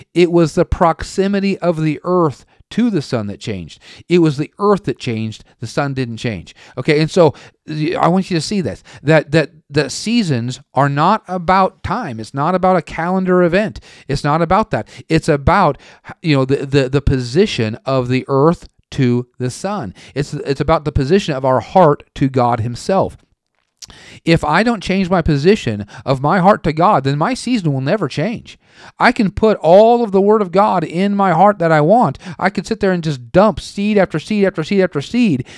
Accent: western Oregon, United States; moved away; also born or lived in Tulsa; I'm from Oregon. the western part of Oregon

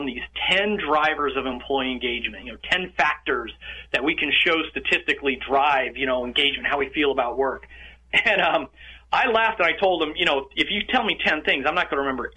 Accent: Yorba Linda, California, United States; now in Bucks County, United States; I'm talking today from Bucks County, just outside of Philadelphia, but I actually grew up in Orange County, in Yorba Linda

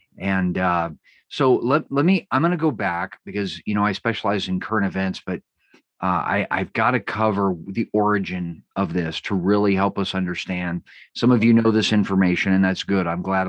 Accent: West Coast, United States; I tend to talk fast, you know, I'm from the West Coast

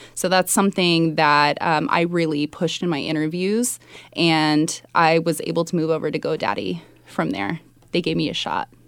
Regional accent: Sunnyvale, California, United States; born or raised there; moved away as an adult; also born or lived in Mountain View, California / New York

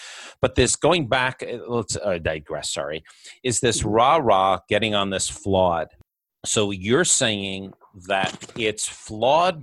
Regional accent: Middletown, New York, United States; I grew up in Middletown, New York

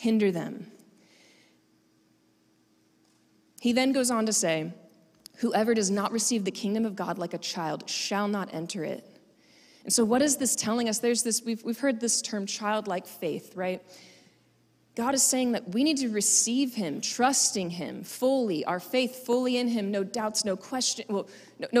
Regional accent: Florida, United States; I'm from Florida

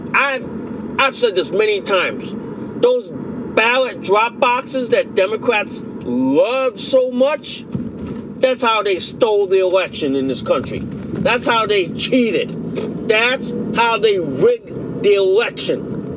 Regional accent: United States; as an American citizen

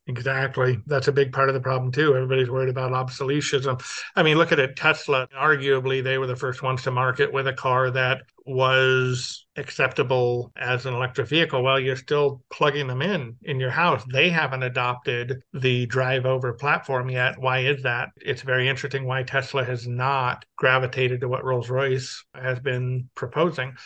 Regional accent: Los Angeles, California, United States; I'm from Los Angeles

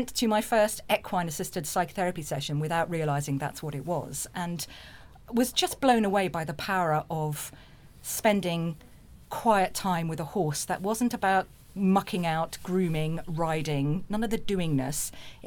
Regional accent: Jersey; moved away as an adult; I grew up in Jersey in the Channel Islands

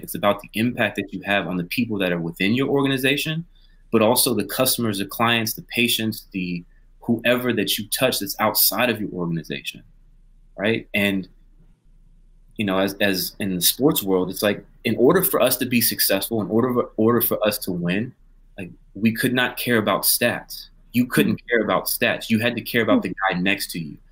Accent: Pensacola, Florida, United States; I grew up in in in Pensacola, Florida, which is a more conservative area

